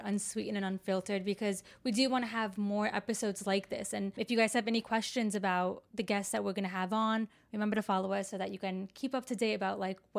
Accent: Florida, United States; now in Chicago, United States; So I moved to Chicago from Florida.

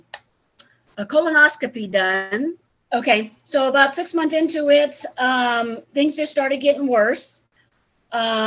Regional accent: Hercules, California, United States; also born or lived in Daly City, California; I grew up in Hercules, California.

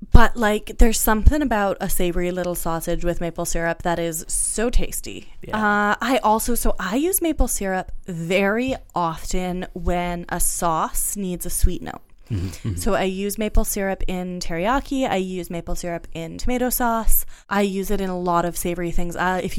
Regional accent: New England, United States; also born or lived in Canada; I grew up in New England and in Canada. I have lived my whole life in maple syrup country.

